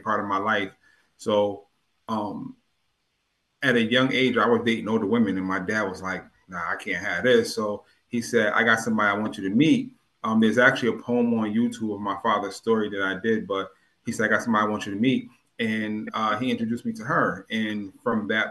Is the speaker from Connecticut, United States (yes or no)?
yes; New Haven, Connecticut, United States; also born or lived in Hartford, Connecticut / Hamden, Connecticut; I was born in Yale New Haven Hospital. I was born in Franklin Street